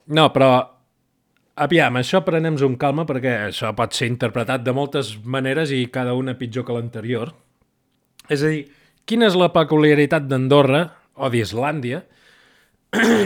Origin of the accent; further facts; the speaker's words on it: Catalonia, Spain; soc, soc català